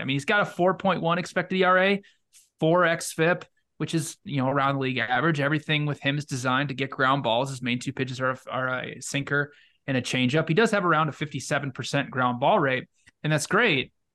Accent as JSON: {"language": "English", "town": "Cedar Rapids", "region": "Iowa", "country": "United States", "tie": "born or raised there", "said": "my hometown of Seed Rapids, Iowa"}